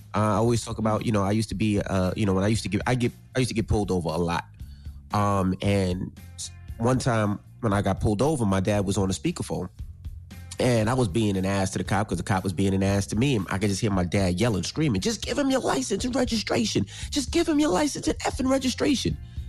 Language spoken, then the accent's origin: English; Queens, New York, United States; growing up in Queens, I was like, you know, it was more community.